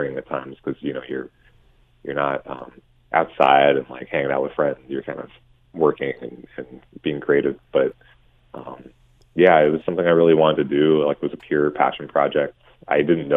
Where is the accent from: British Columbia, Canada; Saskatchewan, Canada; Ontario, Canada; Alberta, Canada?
Ontario, Canada; Hamilton; also born or lived in Ancaster / Toronto; I was born in Hamilton and McMaster and lived in Westdale. And then I went to Central Public School in downtown Hamilton